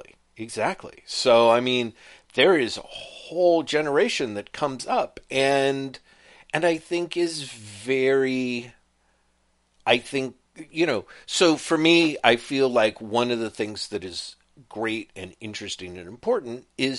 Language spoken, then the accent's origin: English; United Kingdom; I can get away with cultural appropriation because I'm British and we've been doing it for centuries.